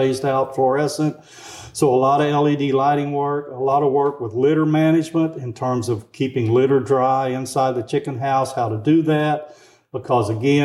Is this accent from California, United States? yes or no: no; Arkansas, United States; now in Tennessee, United States; So I grew up in Arkansas